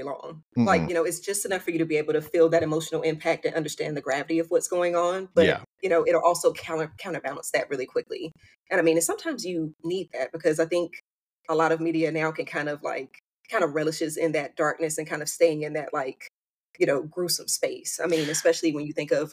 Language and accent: English; mid-Atlantic East Coast, United States; I'm a mid-Atlantic, you know, East Coast girl. So I've been in the Carolinas and Virginia my whole life.